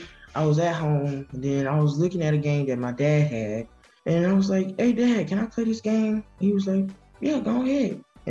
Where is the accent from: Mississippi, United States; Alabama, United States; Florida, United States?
Mississippi, United States; Batesville; I'm from Batesville. My school is South Panola High School, and I'm a ninth grader.